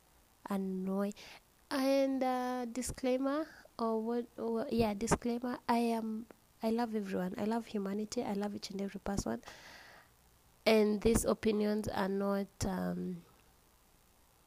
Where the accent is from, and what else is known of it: Kenya